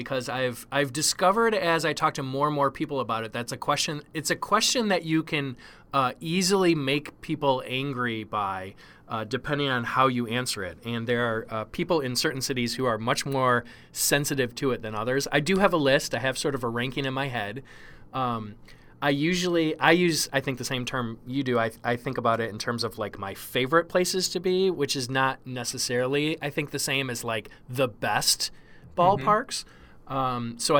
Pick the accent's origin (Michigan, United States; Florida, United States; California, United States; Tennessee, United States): Michigan, United States; Detroit; moved away as an adult; now in San Francisco Bay Area, United States; So I grew up in Detroit